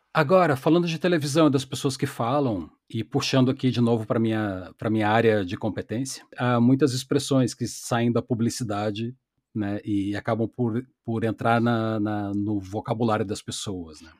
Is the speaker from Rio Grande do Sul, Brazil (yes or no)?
yes; Porto Alegre, Rio Grande do Sul, Brazil; eu sou um gaúcho urbano de Porto Alegre